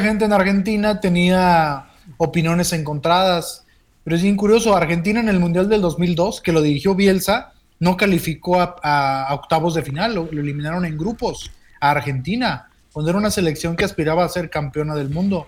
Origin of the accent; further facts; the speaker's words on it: Mexico; así somos los mexicanos